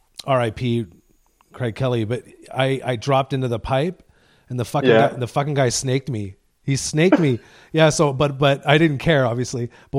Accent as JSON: {"language": "English", "town": "Deep River", "region": "Ontario", "country": "Canada", "tie": "born or raised there", "also_born_or_lived": "Canmore", "moved": "yes", "said": "Did you know that I'm from Deep River, Ontario? No, I didn't know. Yeah, I was born and raised there."}